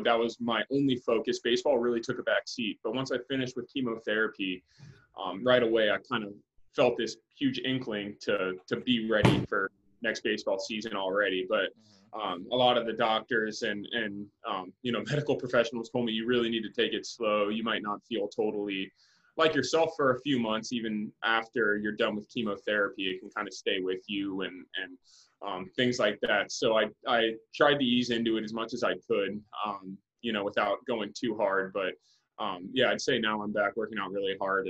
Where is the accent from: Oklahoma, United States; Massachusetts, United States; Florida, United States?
Florida, United States; Winter Haven; the Indians spring trained in my hometown